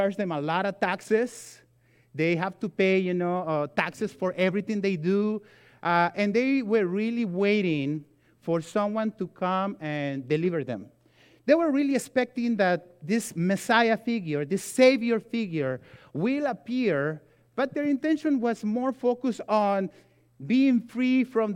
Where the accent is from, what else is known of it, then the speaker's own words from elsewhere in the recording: Mexico; moved away; I grew up in Mexico